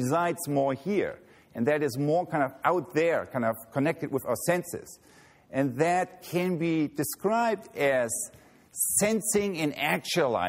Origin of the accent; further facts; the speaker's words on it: Germany; moved away as an adult; now in United States; I grew up near Hamburg